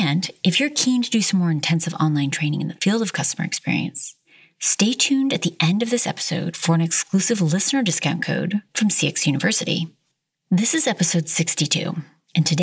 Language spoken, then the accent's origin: English; United States; moved away as an adult; now in South Africa; my home country